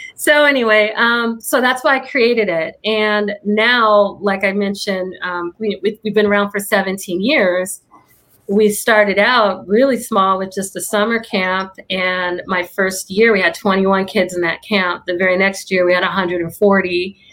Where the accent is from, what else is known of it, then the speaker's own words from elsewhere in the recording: Illinois, United States; now in Orange County, United States; I'm from Illinois